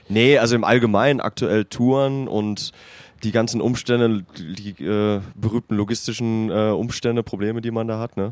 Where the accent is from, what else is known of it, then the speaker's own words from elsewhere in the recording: North Rhine-Westphalia, Germany; now in Hanover, Germany; Ich komme vom Niederrhein, NRW